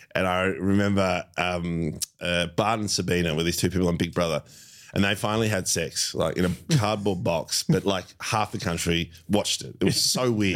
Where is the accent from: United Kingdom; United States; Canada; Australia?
Australia; Melbourne, Victoria; I, I've grown up in Melbourne my whole life.